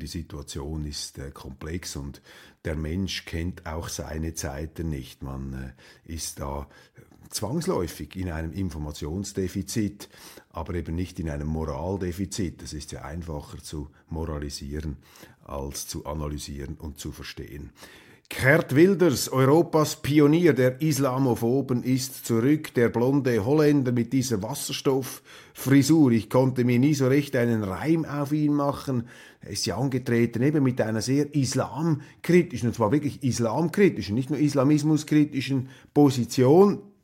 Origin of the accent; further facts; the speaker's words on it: Switzerland; als Schweizer